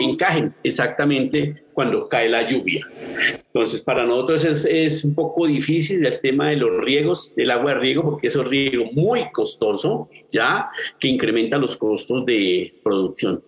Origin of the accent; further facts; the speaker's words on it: Colombia; soy colombiano